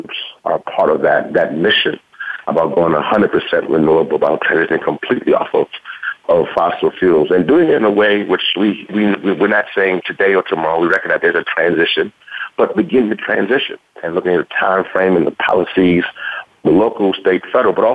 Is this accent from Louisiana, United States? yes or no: yes; Louisiana, United States; accent: southern; moved away; I'm originally from Louisiana